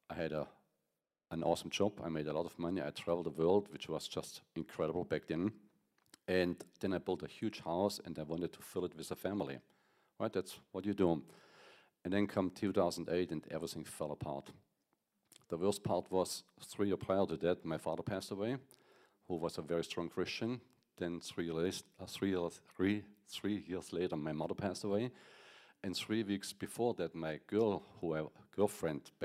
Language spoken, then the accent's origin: English; Germany; English is a second language; moved away as an adult; now in United States; I'm from Germany, if you can't tell on my accent